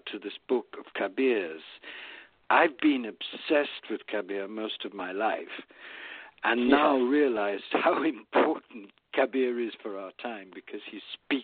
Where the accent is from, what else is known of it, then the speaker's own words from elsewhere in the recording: India; moved away; also born or lived in England; I was born in India